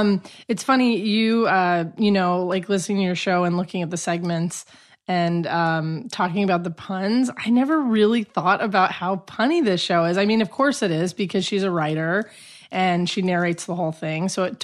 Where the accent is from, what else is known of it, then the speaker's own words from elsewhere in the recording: Albuquerque, New Mexico, United States; also born or lived in Chicago; now in Los Angeles, United States; I'm originally from Albuquerque, New Mexico.